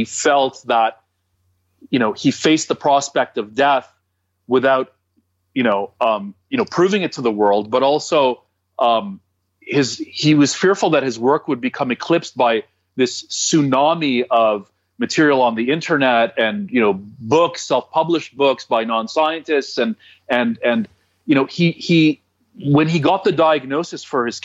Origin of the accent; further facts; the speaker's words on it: Toronto, Ontario, Canada; I'm from Toronto